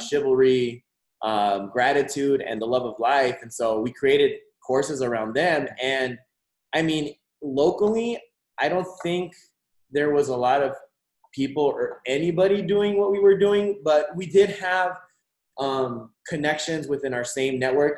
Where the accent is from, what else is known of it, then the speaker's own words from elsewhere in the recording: Nogales, Arizona, United States; also born or lived in Mexico / Tucson, Arizona; I was born in Mexico, uh, but I was raised alongside the border here in Nogales, Arizona, all my life until I moved to Tucson